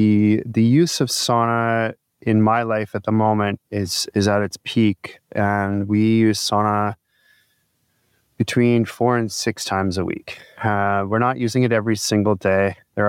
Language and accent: English; Midland, United States; I had the opportunity to use sauna at the Y as a kid growing up in Midland.